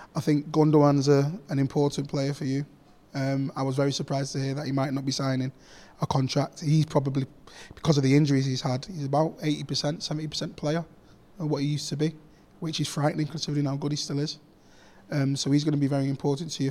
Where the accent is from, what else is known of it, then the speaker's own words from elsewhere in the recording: Manchester, North West England, United Kingdom; I grew up actually on Lloyd Street, so I could see Main Road from my house.